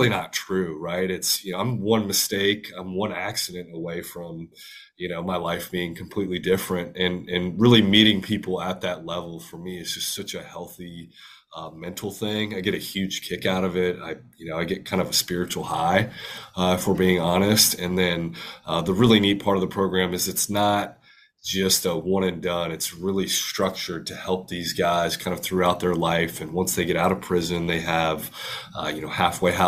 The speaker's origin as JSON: {"language": "English", "town": "Huntsville", "region": "Texas", "country": "United States", "tie": "born or raised there", "said": "I grew up in Huntsville, Texas"}